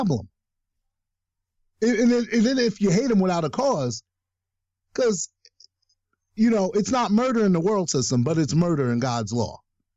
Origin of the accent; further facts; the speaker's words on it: New York City, New York, United States; moved away as an adult; also born or lived in Brooklyn, New York / Ohio; Born and raised in Staten Island, New York. Didn't leave Staten Island for 25 years